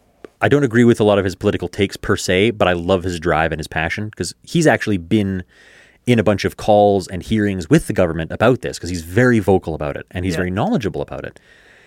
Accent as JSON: {"language": "English", "country": "Canada", "said": "the path of least resistance is just to stop watching Canadian content, which sucks as a Canadian."}